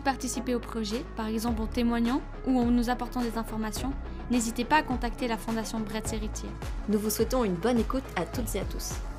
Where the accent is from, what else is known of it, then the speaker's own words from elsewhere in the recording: Savièse, Valais, Switzerland; Nous venons toutes de Savièse, une commune du canton du Valais en Suisse.